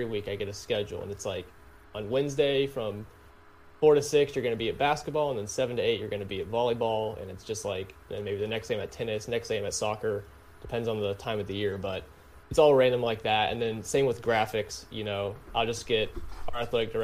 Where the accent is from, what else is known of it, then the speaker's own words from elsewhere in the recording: Rock Hill, South Carolina, United States; also born or lived in Lexington, Kentucky; Technically, I'm from Lexington, Kentucky, but I've lived in South Carolina. I live in Rock Hill, which is just south of Charlotte. I've lived there